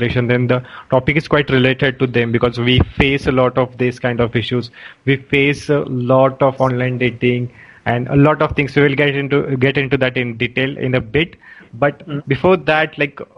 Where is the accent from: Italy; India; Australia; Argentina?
India; Pune, Maharashtra; I am from Pune also